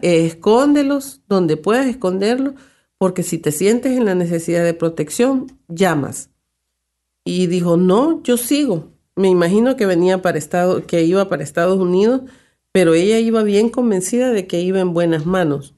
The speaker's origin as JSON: {"language": "Spanish", "country": "El Salvador", "said": "como decimos en mi país"}